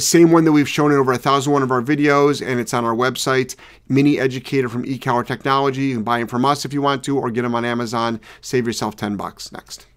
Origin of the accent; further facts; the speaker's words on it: Cleveland, Ohio, United States; I'm from Cleveland